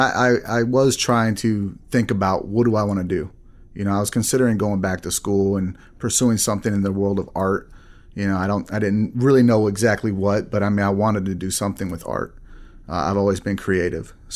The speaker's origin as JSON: {"language": "English", "region": "Texas", "country": "United States", "tie": "born or raised there", "also_born_or_lived": "Arizona / Wisconsin / Illinois", "moved": "as an adult", "said": "lived in Texas most of my life"}